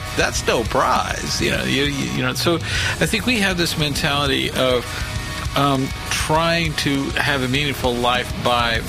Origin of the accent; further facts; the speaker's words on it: Texas, United States; I'm from Texas